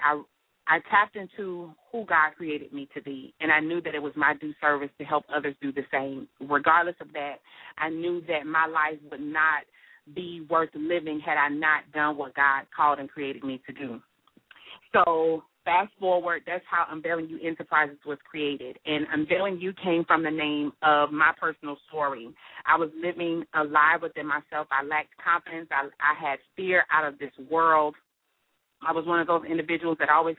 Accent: Miami, Florida, United States; I'm born and raised in Miami, Florida.

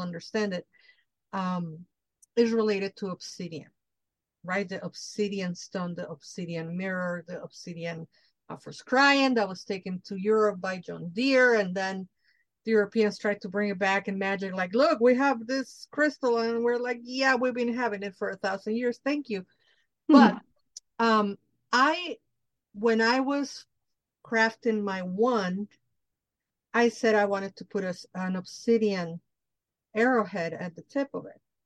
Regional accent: Mexico City, Mexico; I'm Mexican from Mexico. I grew up in Mexico City

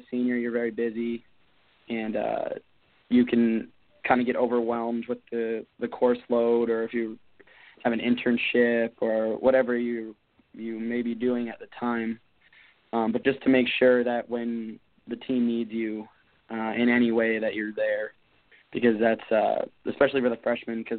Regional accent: Phoenix, Arizona, United States; I'm from Phoenix, Arizona

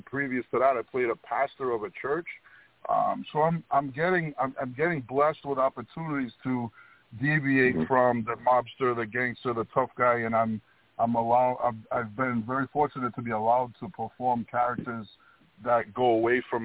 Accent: Rhode Island, United States; I grew up in between New York and Boston and Rhode Island, the smallest state

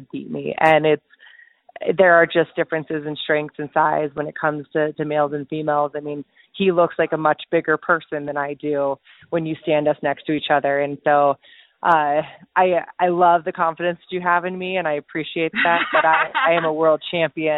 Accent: United States; as an American who trains

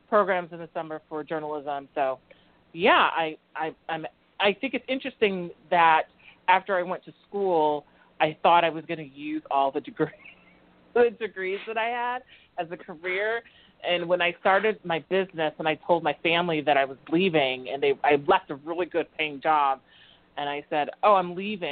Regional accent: Georgia, United States; moved away as an adult; also born or lived in Chicago North Shore suburbs, Illinois; now in Boston, United States; my family, we made our way to the South in Georgia. I went to high school and college there.

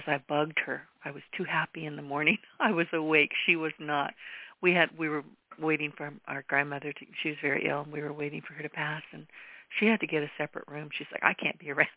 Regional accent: United States; I have always been a very grateful American and so glad that I was born here

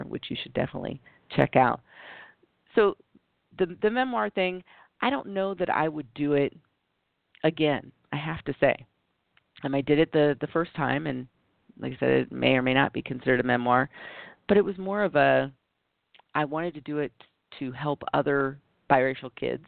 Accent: United States; being biracial and growing up in the United States

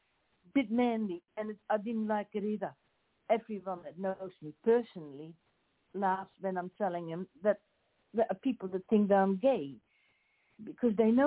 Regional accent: Australia; accent: Australian; first language Dutch; English is a second language; then English with an Australian accent

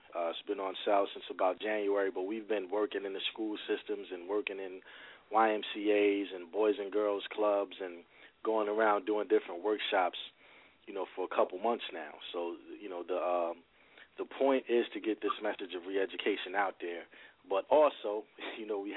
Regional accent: New Brunswick, New Jersey, United States; I've lived all over New Brunswick, but I, I grew up pretty much on Livingston and Townsend, and, and then we moved from there to Redmond.

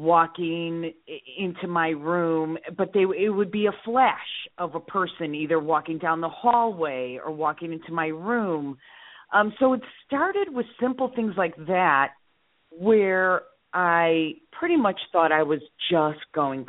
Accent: Skokie, Illinois, United States; also born or lived in Chicago / Morton Grove / Lake Zurich; I grew up in Skokie and then Morton Grove.

